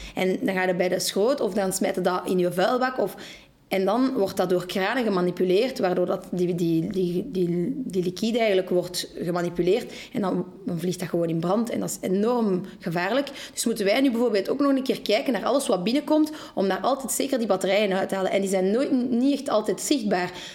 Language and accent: Dutch; Molenbeek, Brussels-Capital Region, Belgium; Wij zijn ook geboren en getogen in Molenbeek